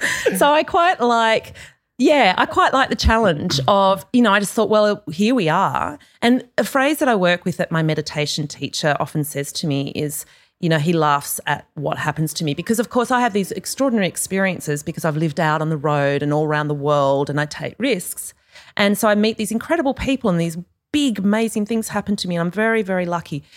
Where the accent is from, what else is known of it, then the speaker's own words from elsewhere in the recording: Australia; moved away; I'm clearly Australian